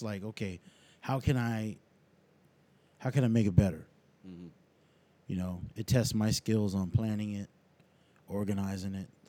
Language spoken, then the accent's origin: English; San Diego, California, United States; I'm from San Diego, I mean, I'm born and raised here.